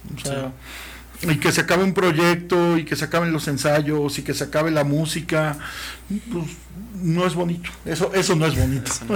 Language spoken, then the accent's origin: Spanish; Mexico; como mexicanos